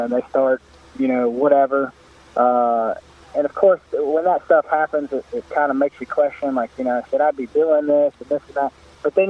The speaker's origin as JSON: {"language": "English", "area": "West Orange", "region": "Florida", "country": "United States", "tie": "born or raised there", "moved": "yes", "lives_now": "Apopka, United States", "said": "I'm actually from West Orange. That's where I went to school at. I was there in the late 90s"}